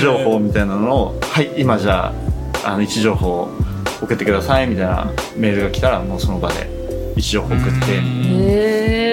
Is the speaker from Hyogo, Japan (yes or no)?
no; Kitakyushu, Fukuoka, Japan; moved away; 地元に帰って